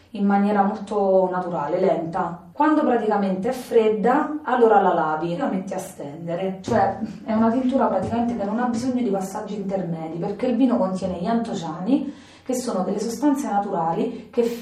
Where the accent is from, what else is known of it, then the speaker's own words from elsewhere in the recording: Bariciano, Abruzzo, Italy; Buonasera a tutti … vengo da Bariciano, un paese in provincia dell'Aquila